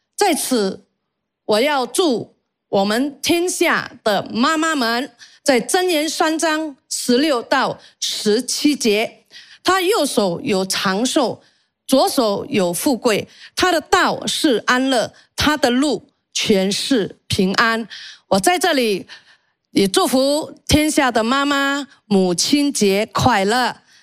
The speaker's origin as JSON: {"language": "Chinese", "country": "Indonesia", "tie": "born or raised there", "said": "我出生在印尼，我是印尼华裔。基督教其实对我都不陌生"}